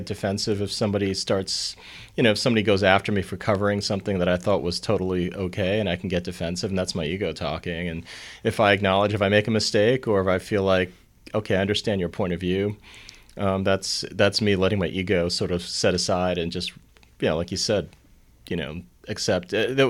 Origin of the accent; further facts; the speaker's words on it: Long Island, New York, United States; I'm from Long Island, and I hung around a lot of Jewish people, so the word kvetch came out.